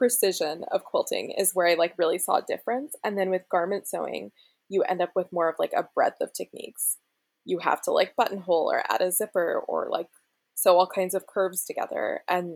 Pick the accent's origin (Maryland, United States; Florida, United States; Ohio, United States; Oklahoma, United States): Florida, United States; Gainesville; moved away as an adult; now in Berkeley, United States; I grew up in Gainesville, Florida, so right in the middle of the state